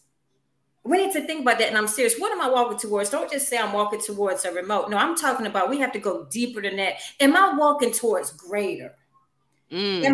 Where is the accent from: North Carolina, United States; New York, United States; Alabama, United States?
North Carolina, United States; Louisburg; I'm a North Carolina native of big old city of Lewisburg, North Carolina